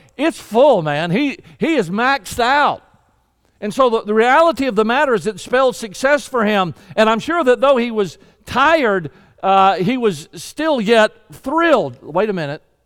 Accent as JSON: {"language": "English", "region": "Deep South", "country": "United States", "tie": "born or raised there", "said": "I was raised in the Deep South"}